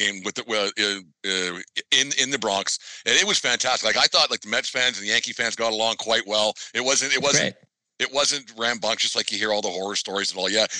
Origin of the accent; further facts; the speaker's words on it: Canada; accent: Canadian; I'm Canadian